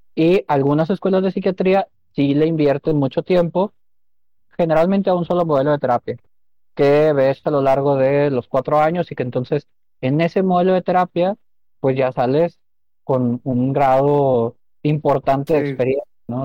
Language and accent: Spanish; Monterrey, Nuevo León, Mexico; nacido y criado aquí en Monterrey